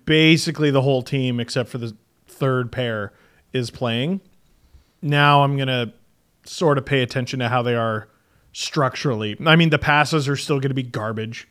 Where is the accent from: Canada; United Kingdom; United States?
Canada; As a Canadian